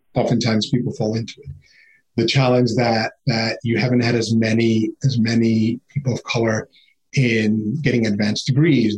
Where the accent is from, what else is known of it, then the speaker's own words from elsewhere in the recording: New York City, New York, United States; growing up in Queens was amazing